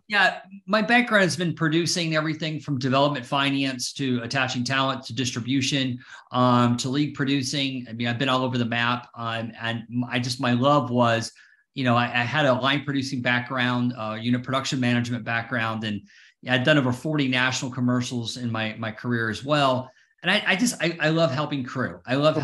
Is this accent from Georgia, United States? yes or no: yes; Atlanta, Georgia, United States; now in Connecticut, United States; I'm from Atlanta